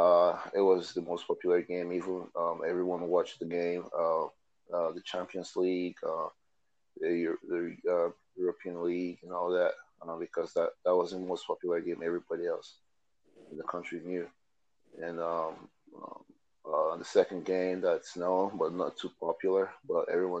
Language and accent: English; Delta, Nigeria; now in United States; I'm from Delta State, Nigeria